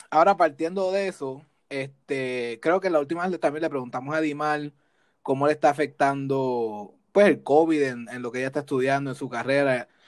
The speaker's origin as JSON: {"language": "Spanish", "country": "Puerto Rico", "lives_now": "United States", "said": "Cuando nos fuimos de Puerto Rico, que vinimos a Estados Unidos, yo empecé a ver más cómo funcionan las cosas en el área laboral"}